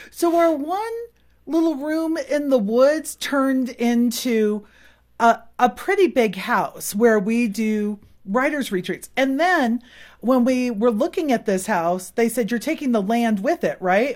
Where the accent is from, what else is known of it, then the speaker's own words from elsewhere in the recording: Silicon Valley, California, United States; moved away as an adult; we really didn't grow up with seasons. We're from Silicon Valley